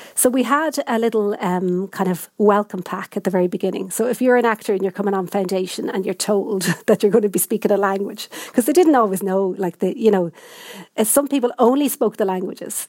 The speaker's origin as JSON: {"language": "English", "town": "Dublin", "region": "Leinster", "country": "Ireland", "said": "I come from Dublin"}